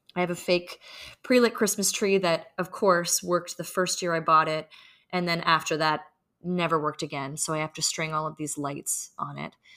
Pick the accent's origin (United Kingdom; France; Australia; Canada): Canada; now in New York City, United States; We live in New York City and we are Canadian